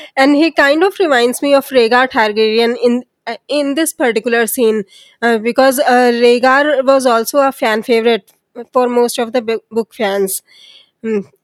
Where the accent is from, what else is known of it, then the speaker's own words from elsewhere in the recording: India; I'm from India